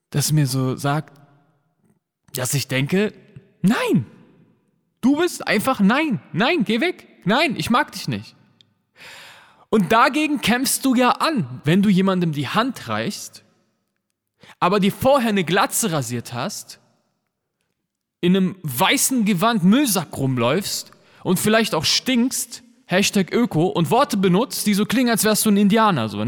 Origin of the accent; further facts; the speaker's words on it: Berlin, Germany; Weißt du, ich bin als Kanake in Neukölln aufgewachsen.